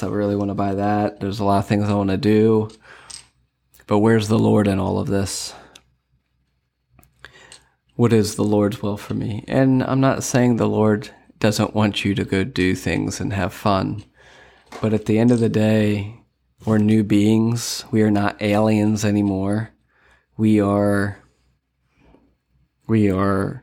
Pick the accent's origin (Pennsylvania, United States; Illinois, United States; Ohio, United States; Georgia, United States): Pennsylvania, United States; Lancaster County; moved away as an adult; now in Sarasota, United States; I am from Lancaster County, Pennsylvania. And I moved down here and started my own business